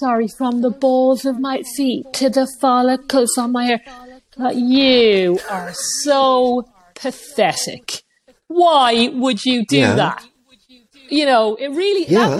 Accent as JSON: {"language": "English", "country": "Ireland"}